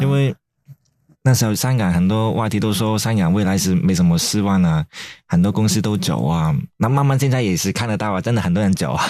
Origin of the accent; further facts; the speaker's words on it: Hong Kong; moved away as an adult; now in Taiwan; 这香港人没有办法啊